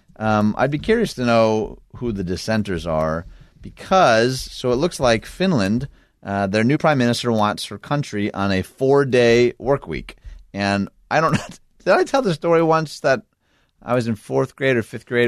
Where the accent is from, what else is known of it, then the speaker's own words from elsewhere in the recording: Detroit, Michigan, United States; my hometown of Detroit